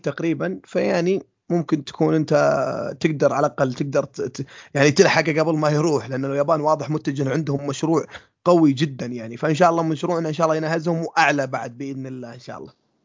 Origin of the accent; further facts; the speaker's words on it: Saudi Arabia; إحنا السعودية